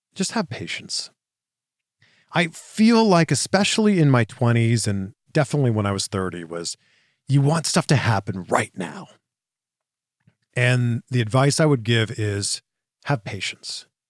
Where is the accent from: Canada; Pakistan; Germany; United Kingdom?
Canada; Pickering, Ontario; moved away as an adult; also born or lived in Waterloo, Ontario / Toronto / Vancouver / Cleveland; now in Orange County, United States; I'm from Pickering, Ontario, Canada.